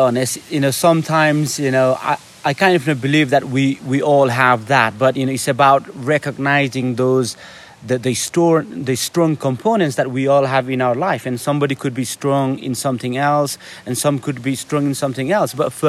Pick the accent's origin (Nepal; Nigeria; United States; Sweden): Nepal; English is a second language; I'm from Nepal, I'm brown, and I'm going on this selection.